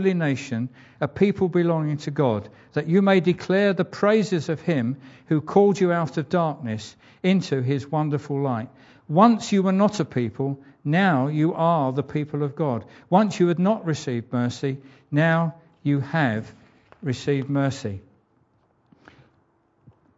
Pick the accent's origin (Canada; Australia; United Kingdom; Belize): United Kingdom; England; an Englishman